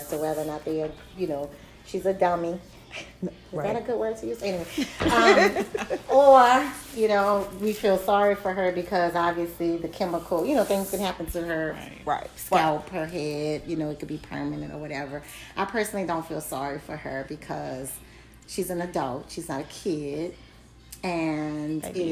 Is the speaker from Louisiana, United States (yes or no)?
yes; New Orleans, Louisiana, United States; I'm from New Orleans